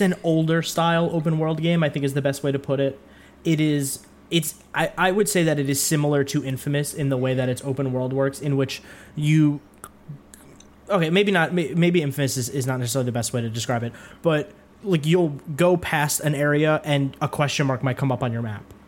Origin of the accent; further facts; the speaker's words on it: New York, United States; somebody who's from New York